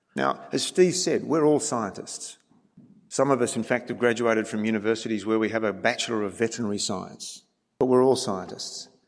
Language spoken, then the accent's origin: English; Australia